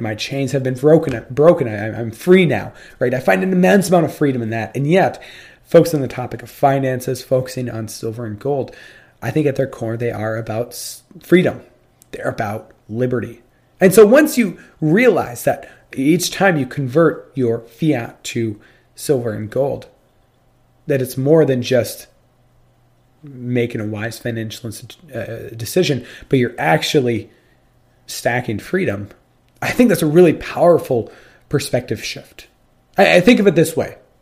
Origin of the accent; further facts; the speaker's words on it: United States; I'm American and not British